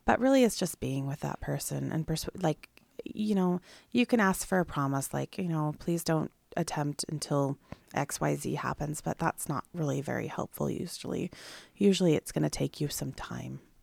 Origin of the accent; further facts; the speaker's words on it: Sequim, Washington, United States; now in Clatsop County, United States; I'm from Squim, Washington, so similar climates